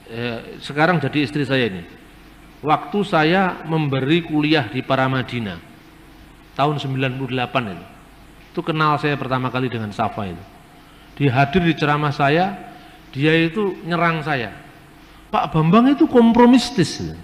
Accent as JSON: {"language": "Indonesian", "country": "Indonesia", "said": "Ya mesti aja Yusuf Roni orang Palembang, saya orang Jawa."}